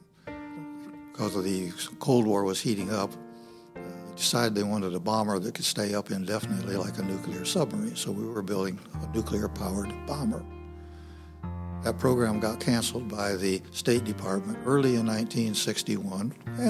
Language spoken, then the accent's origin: English; Fort Wayne, Indiana, United States; moved away; I was born and raised in Fort Wayne, Indiana